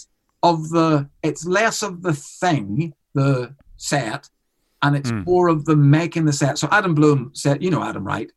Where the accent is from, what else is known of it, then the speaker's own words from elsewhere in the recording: Ireland; I'm an Irishman in Canada. I'm an Irish on tour in Australia